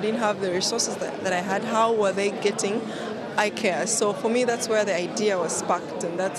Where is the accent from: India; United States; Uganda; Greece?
Uganda; I am from Uganda